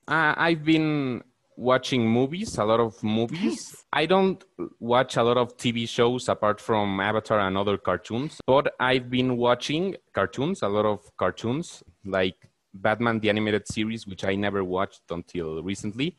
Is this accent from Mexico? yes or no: yes; Mexico; i'm from mexico